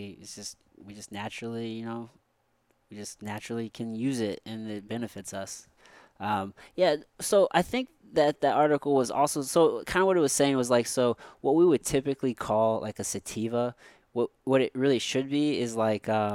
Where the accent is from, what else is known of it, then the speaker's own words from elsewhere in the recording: Missouri, United States; I'm from Missouri. I've been here forever